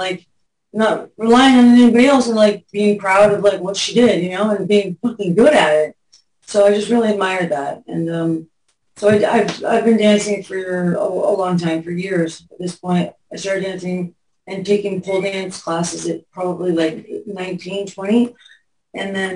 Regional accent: Pasadena, California, United States; also born or lived in Hollywood; I grew up in Pasadena and moved to Hollywood

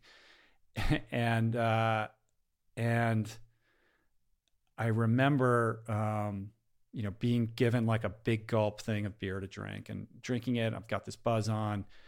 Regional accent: Washington, United States; moved away as an adult; also born or lived in Stanford, California; growing up in Washington

